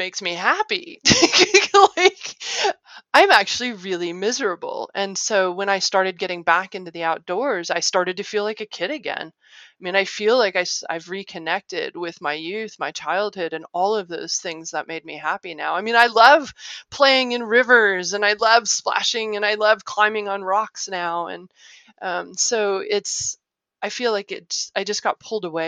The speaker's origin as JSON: {"language": "English", "town": "Little Rock", "region": "Arkansas", "country": "United States", "tie": "born or raised there", "also_born_or_lived": "Ohio / Illinois / California / Michigan", "moved": "yes", "said": "I grew up in Little Rock, Arkansas. Like I said, I was born in Ohio, but I moved 10 weeks later"}